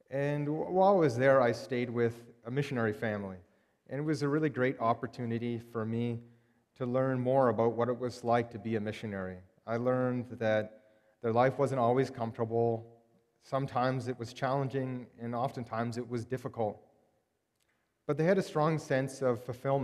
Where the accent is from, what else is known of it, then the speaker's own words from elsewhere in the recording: Timmins, Ontario, Canada; moved away as an adult; also born or lived in Victoria, British Columbia; now in Burnaby, Canada; I was born and raised in Timmins, Ontario, which is about 8 hours' drive north of Toronto